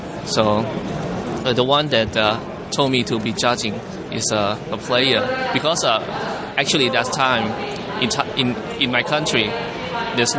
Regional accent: Bangkok, Thailand

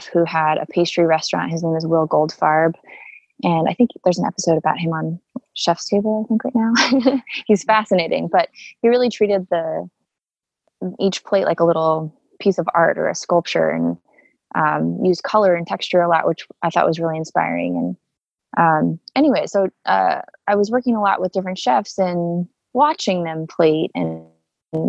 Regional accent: Sebastopol, California, United States; I grew up in Northern California, in Sebastopol, which is part of Sonoma County, in a pretty rural area

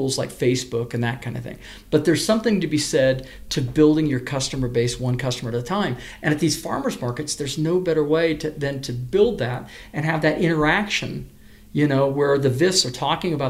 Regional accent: Medora, Indiana, United States; also born or lived in California / Sacramento, California; my folks moved to Medora, Indiana, along with my three other siblings, when I was in sixth grade

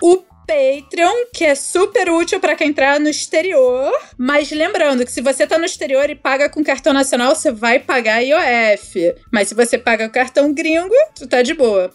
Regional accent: Rio de Janeiro, Brazil; como carioca, me sinto representada

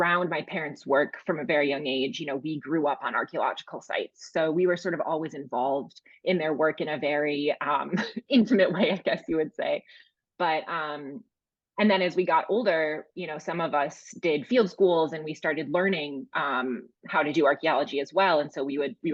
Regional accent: Milwaukee, Wisconsin, United States; I knew I wanted to set my first book in Milwaukee, since it was my hometown

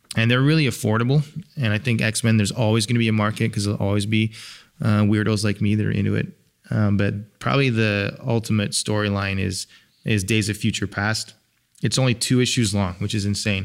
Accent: England, United Kingdom; moved away; I'm from England, and I would go back

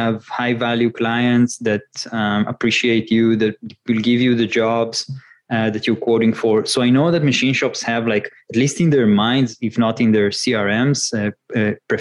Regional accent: Northern Israel, Israel; moved away; I grew up in northern Israel. More nature there, less cars and buildings, and moved to the center.

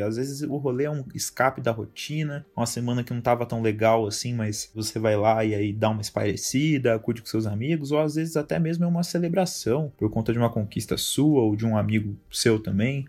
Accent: São Bernardo do Campo, São Paulo, Brazil; Eu sou de São Bernardo do Campo, que é uma cidade que, para quem não conhece, fica no ABC Paulista

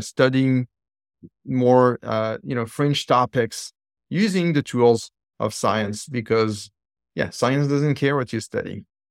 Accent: Île-de-France, France; now in San Diego, United States; I'm from Florence, so I was in suburbs of Paris in the courtyard at school

